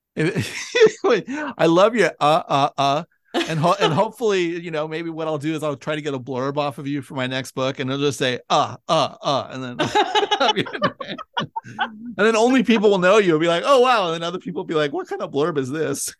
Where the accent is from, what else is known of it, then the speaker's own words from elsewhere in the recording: Bay Area, California, United States; moved away as an adult; I grew up in the Bay Area